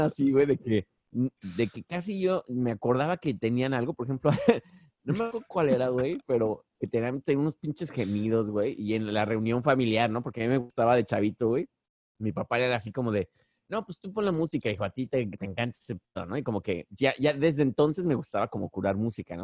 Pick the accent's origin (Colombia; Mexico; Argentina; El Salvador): Mexico; now in Bronx, United States; soy el único mexicano en, el grupo